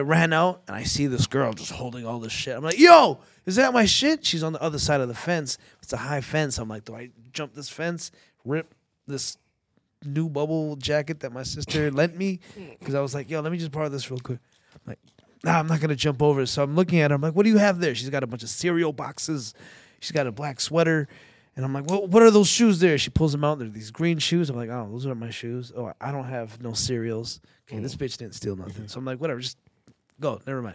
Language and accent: English; Toronto, Ontario, Canada; I'm from Scarborough